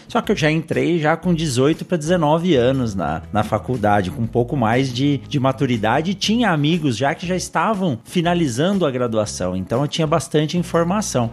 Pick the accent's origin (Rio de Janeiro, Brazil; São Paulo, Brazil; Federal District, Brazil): São Paulo, Brazil; also born or lived in Botucatu; eu nasci em São Paulo, eu conhecia pouco do agronegócio nascendo em São Paulo